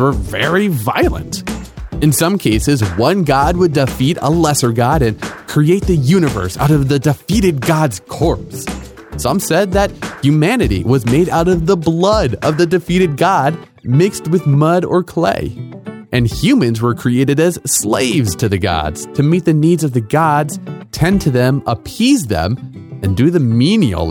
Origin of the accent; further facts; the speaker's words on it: United States; I'm from America